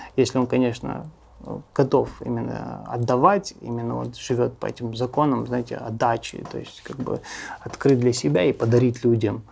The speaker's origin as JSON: {"language": "Russian", "country": "Russia", "tie": "born or raised there", "also_born_or_lived": "United States / Los Angeles", "moved": "as an adult", "said": "я как бы армянин, жил всю жизнь в России"}